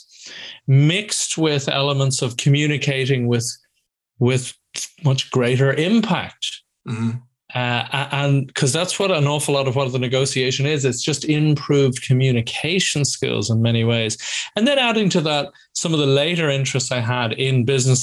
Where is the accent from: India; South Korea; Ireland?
Ireland; moved away as an adult; also born or lived in Scotland; I'm Irish originally, but went to uni in Scotland